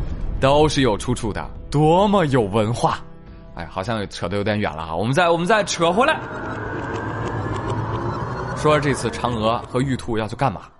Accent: China; 不是中国人不浪漫，是我们中国人几千年的浪漫不是那么好懂。

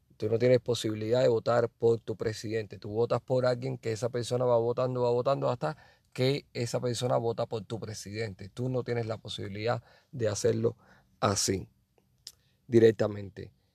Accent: Havana, Cuba; moved away as an adult; now in Phoenix, United States; en La Habana, principalmente, que es que donde, de donde yo soy

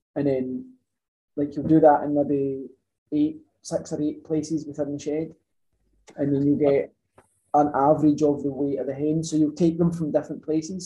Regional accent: Ayrshire, Scotland, United Kingdom; I'm from Ayrshire originally, always stayed in Ayrshire

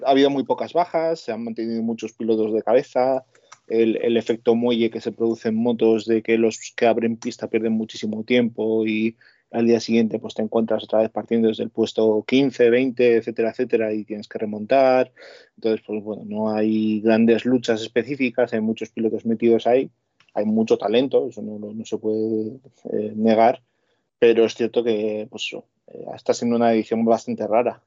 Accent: Basque Country, Spain; yo soy vasco.

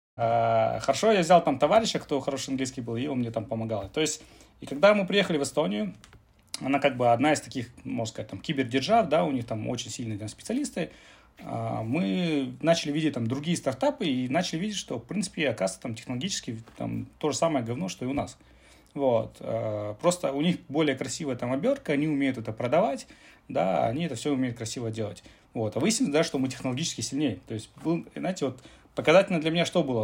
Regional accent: Kazakhstan; мы там а, родом типа из Казахстана

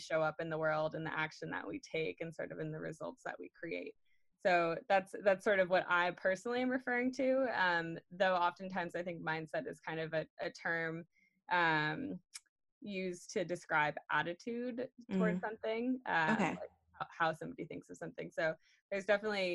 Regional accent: Cape Cod, Massachusetts, United States; I'm from Cape Cod, Massachusetts

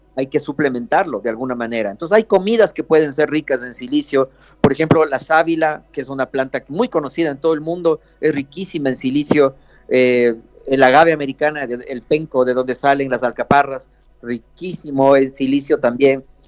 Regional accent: Ecuador; aquí, aquí en Ecuador

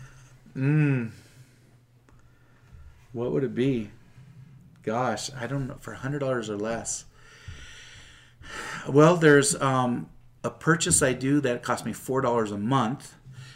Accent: Seattle, Washington, United States; moved away as an adult; now in Utah, United States; I'm from Seattle

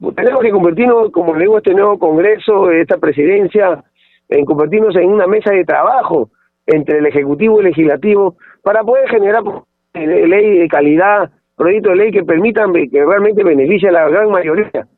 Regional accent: Pisco, Ica, Peru; soy de Ica, de Pisco

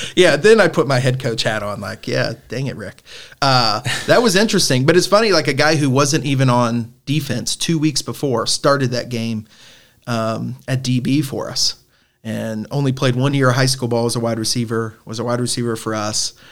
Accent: Northern Kentucky, United States; I'm obviously from Northern Kentucky

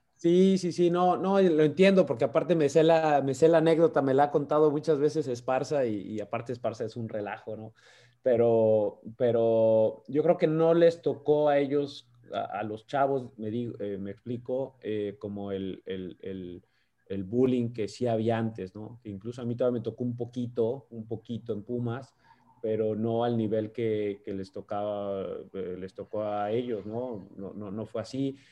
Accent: Mexico; moved away as an adult; now in United States; siendo técnico mexicano

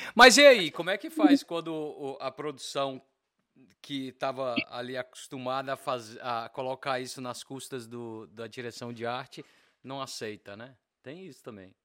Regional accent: Bahia, Brazil; moved away; also born or lived in Belo Horizonte, Minas Gerais; a minha parte mineira, mesmo sendo baiano, a minha, eu, eu digo que eu sou um baianeiro

